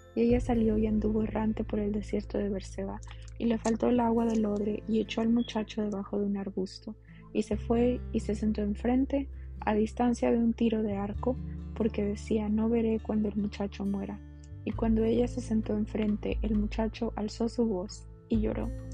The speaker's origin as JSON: {"language": "Spanish", "country": "Mexico", "said": "como diríamos los mexicanos"}